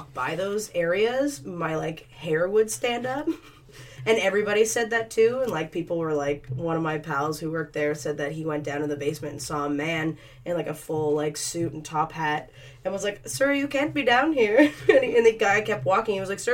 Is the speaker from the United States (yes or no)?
no; East Coast, Canada; moved away; I'm from the East Coast